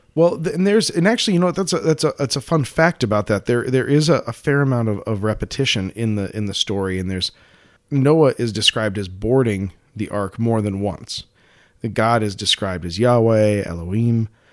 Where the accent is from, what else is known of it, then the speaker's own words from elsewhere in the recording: United States; growing up in the United States